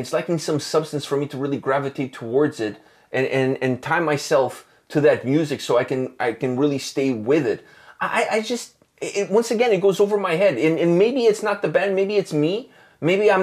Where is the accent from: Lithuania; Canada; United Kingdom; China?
Canada; We're Canadian